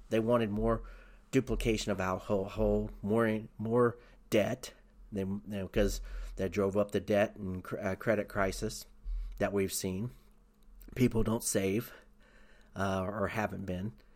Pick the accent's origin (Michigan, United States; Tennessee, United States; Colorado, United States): Tennessee, United States; I grew up in Tennessee. I lived in Tennessee